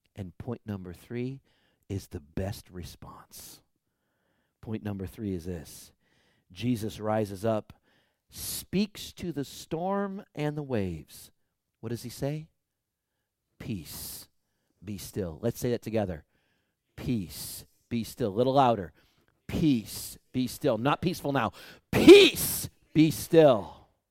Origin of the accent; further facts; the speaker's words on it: United States; us American Christians